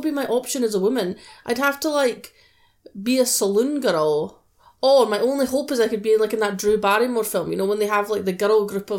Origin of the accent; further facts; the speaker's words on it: United Kingdom; I'm British